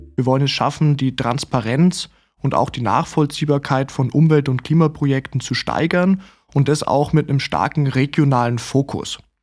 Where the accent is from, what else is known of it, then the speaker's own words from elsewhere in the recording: Southern Germany, Germany; als Süddeutscher